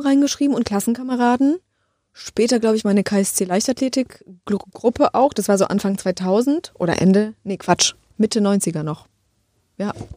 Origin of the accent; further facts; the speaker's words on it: Poland; moved away; Ich komme aus Polen